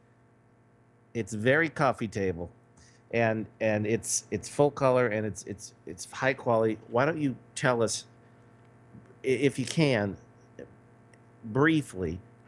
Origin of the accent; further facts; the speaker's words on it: Los Angeles, California, United States; moved away as an adult; now in Las Vegas, United States; back in my hometown of Los Angeles. But I'm not in Los Angeles anymore. I'm in Las Vegas, Nevada.